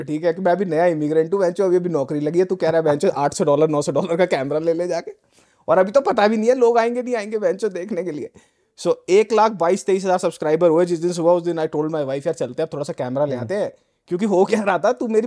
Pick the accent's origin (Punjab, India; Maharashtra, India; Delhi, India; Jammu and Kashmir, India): Delhi, India; moved away as an adult; also born or lived in Noida; now in Canada; delhi born and Delhi born and bread Delhi से typical तो Rohini in fact